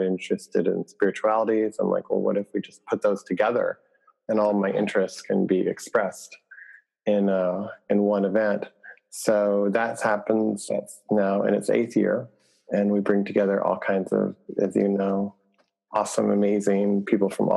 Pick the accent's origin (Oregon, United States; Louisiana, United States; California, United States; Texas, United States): Texas, United States; Lubbock; also born or lived in Michigan; I was born in Michigan, and I grew up in West Texas